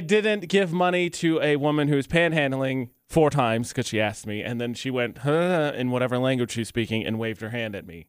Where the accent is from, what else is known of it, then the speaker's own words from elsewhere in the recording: Lafayette, Indiana, United States; moved away; Fifty-two is one of the busiest roads in my hometown